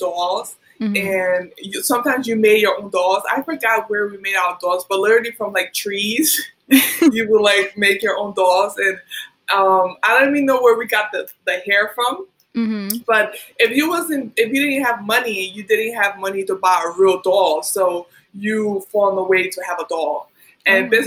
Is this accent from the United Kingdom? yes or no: no; Liberia; also born or lived in United States; now in New York, United States; So I grew up, I was born in America, but I grew up in Liberia